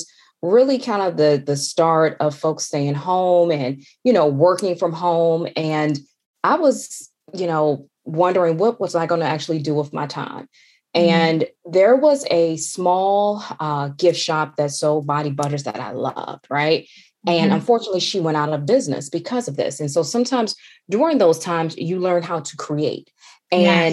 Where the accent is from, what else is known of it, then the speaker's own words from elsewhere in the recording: Washington, District of Columbia, United States; also born or lived in Georgia; I grew up in the Washington, D.C. area, but my family's from the South, from Georgia